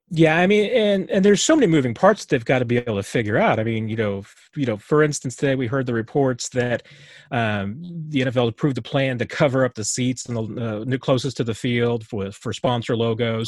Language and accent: English; Springfield, United States; I grew up in Springfield, you know, where the team was